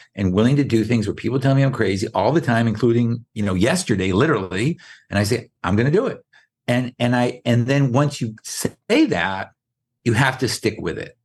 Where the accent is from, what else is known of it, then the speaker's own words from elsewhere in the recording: Boston, Massachusetts, United States; moved away; We grew up in Boston